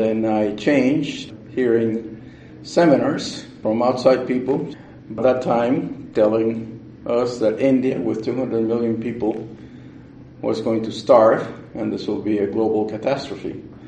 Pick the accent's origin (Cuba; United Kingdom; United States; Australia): Cuba; moved away; I'm from Cuba. My dad owned a fairly small farm, and I always liked to play with dirt